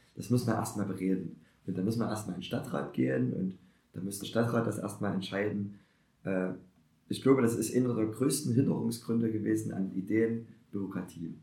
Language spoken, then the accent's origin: German; Germany; als Deutscher